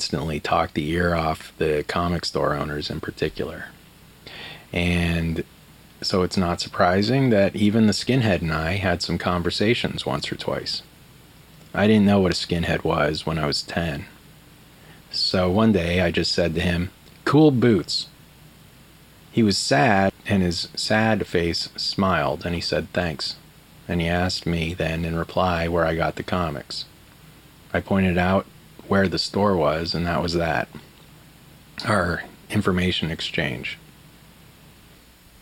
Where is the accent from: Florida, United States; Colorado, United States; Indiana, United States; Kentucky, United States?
Colorado, United States; Aurora; I was growing up in Aurora